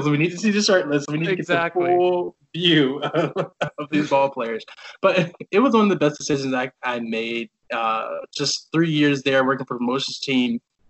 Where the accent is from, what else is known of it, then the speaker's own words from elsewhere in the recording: the South, United States; This is like America, and especially growing up in the South, like, what?